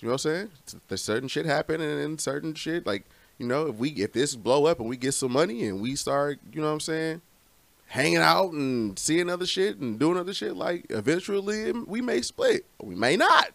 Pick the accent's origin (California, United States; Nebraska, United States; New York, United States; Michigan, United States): Michigan, United States; Romulus; here I am from Romulus